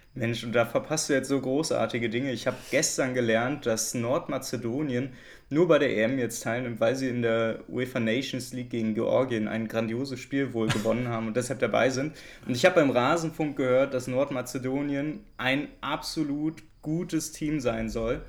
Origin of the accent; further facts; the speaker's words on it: Berlin, Germany; weil ich Köpenicker bin oder besser Friedrichshagener